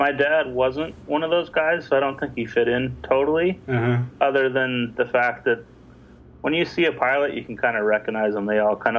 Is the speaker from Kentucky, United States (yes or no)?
no; Long Beach, California, United States; also born or lived in Los Angeles / New York; now in Bay Area, United States; Well, yeah, but I'm originally from Los Angeles. I grew up in Long Beach, and I spent a lot of time in New York as well